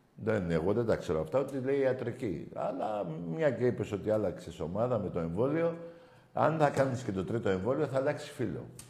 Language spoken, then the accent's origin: Greek; Ionian Islands, Greece; είμαστε κεφαλονίτη